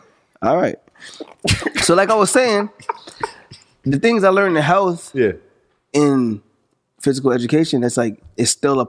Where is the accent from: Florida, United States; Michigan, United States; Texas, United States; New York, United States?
New York, United States; St. Albans; …, I'm from St. Albans, you know what I'm saying?